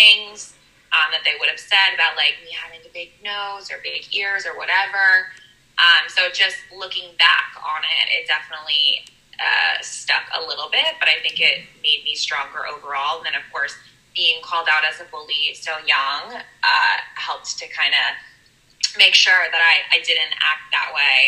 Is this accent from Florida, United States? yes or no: no; Philadelphia, Pennsylvania, United States; So I am from Philadelphia.